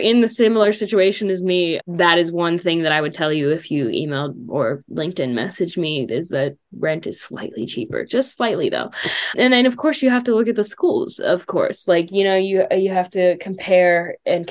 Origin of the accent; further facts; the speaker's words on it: Pittsburgh, Pennsylvania, United States; I'm from Pittsburgh and it's always cold here